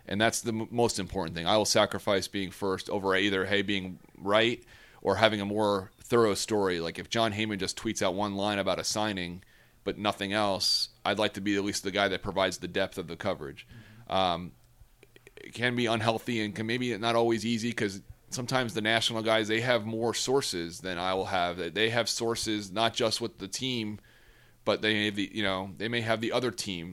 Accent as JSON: {"language": "English", "region": "New York area", "country": "United States", "tie": "born or raised there", "also_born_or_lived": "Cincinnati, Ohio / Bristol, Connecticut", "moved": "as an adult", "said": "I grew up in the New York area."}